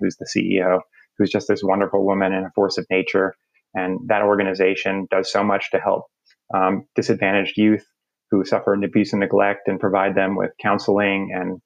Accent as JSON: {"language": "English", "region": "New Jersey", "country": "United States", "tie": "born or raised there", "also_born_or_lived": "New York", "moved": "as an adult", "lives_now": "Atlanta, United States", "said": "I grew up in North Jersey, so maybe right outside the city."}